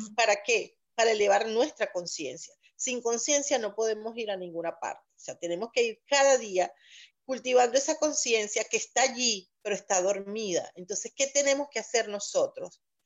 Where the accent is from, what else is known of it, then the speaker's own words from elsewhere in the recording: Valencia, Carabobo, Venezuela; moved away as an adult; now in Boca Raton, United States; justo en mi ciudad, mi ciudad natal, Valencia